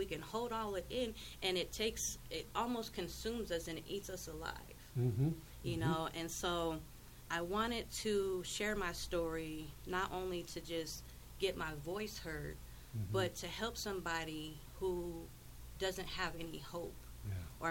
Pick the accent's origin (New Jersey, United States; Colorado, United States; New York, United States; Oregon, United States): Colorado, United States; Wheat Ridge; where I grew up in Colorado, I grew up in Wheat Ridge.